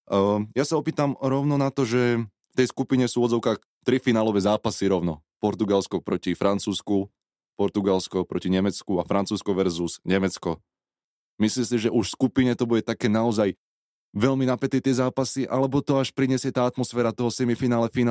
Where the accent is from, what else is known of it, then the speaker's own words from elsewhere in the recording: Slovakia; ako správny Slovák by som mal fandiť našim